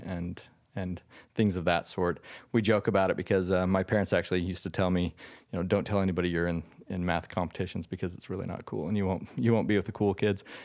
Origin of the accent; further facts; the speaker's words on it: Utah, United States; I was born and raised in Utah